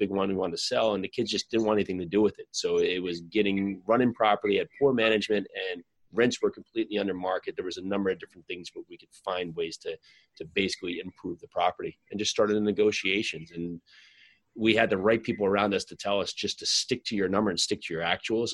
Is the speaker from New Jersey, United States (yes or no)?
yes; New Jersey, United States; some friends I grew up with in New Jersey